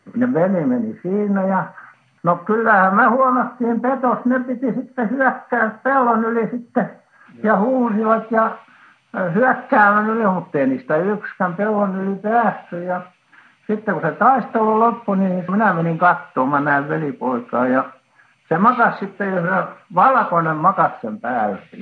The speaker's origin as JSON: {"language": "Finnish", "country": "Finland", "tie": "born or raised there", "moved": "yes", "lives_now": "Helsinki, Finland", "said": "mä olen kasvanut siinä, siinä Häsmäessä"}